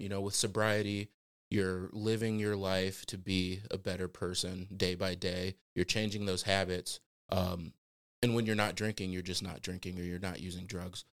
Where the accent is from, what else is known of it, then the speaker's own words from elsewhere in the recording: Fort Wayne, Indiana, United States; born and raised in the Fort Wayne area